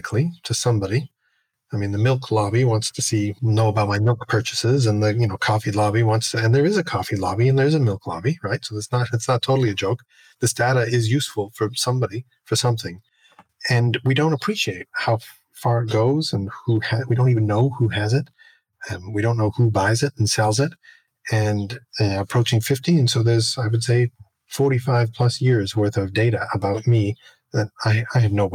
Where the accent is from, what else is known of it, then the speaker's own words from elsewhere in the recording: Canada; I'm Canadian